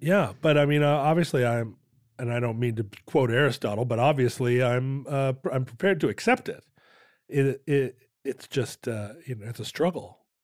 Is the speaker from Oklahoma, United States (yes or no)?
no; Alaska, United States; growing up in Alaska, we would watch the aurora borealis